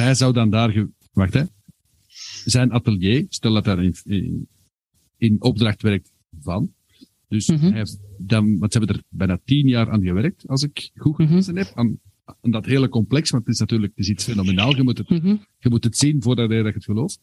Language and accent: Dutch; Herentals, Flanders, Belgium; ik ben van Herentals afkomstig.